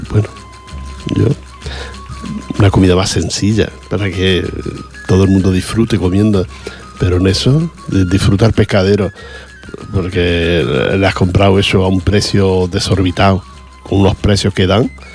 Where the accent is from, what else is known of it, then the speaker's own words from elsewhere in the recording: Spain; cómo somos los, españoles